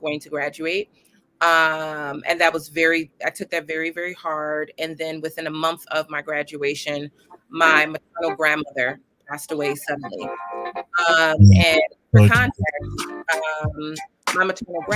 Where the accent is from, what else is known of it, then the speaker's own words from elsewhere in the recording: New York City, New York, United States; I am a Bronxite, meaning that I grew up in the Bronx, currently reside in the Bronx